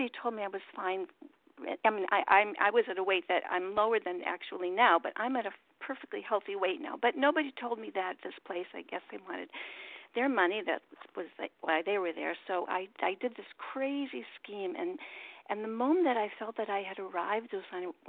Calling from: Baltimore, Maryland, United States; gratefully recovered compulsive overeater in Baltimore. Thanks, Maryland.

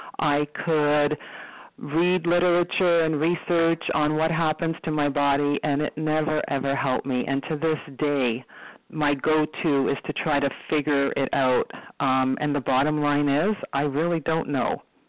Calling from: Toronto, Ontario, Canada; I'm calling from Toronto, Ontario.

